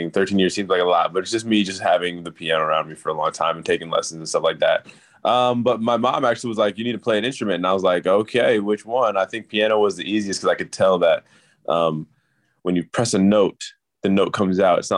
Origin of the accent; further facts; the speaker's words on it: Chicago, Illinois, United States; also born or lived in Torrance / Oregon / Los Angeles; Yeah, I was born in Torrance, uh, LA, and then um, then I moved up to Oregon for five years, and then I moved to Chicago for six years, and moved back to LA for like eight years.